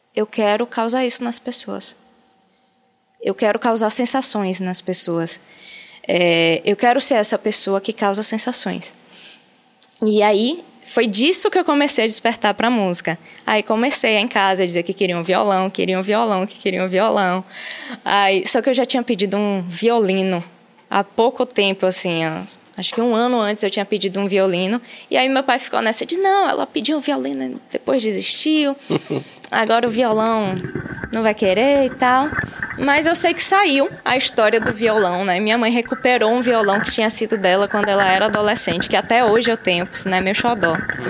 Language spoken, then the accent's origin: Portuguese; Aracaju, Sergipe, Brazil; now in Salvador, Brazil; Eu nasci em Salvador, mas fui morar em Aracaju muito nova. Com quatro anos de idade, eu já estava em Aracaju